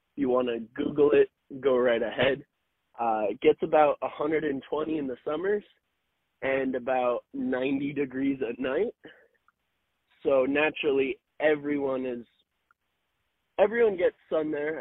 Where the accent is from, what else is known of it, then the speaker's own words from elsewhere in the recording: Southern California, United States; also born or lived in Lake Havasu City, Arizona; I'm from Southern California, U S.